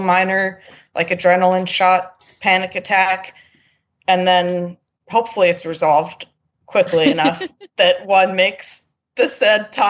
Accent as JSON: {"language": "English", "region": "New York", "country": "United States", "moved": "yes", "lives_now": "Wellington, United States", "said": "I'm from New York originally"}